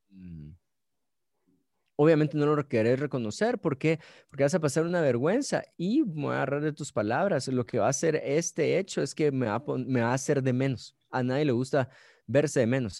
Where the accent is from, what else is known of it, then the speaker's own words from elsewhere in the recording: Guatemala City, Guatemala Department, Guatemala; soy de Guate, ciudad de Guatemala, nací en la ciudad de Guatemala